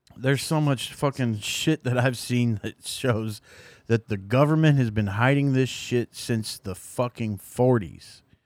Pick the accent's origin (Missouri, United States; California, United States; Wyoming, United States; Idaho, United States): Missouri, United States; I'm from Missouri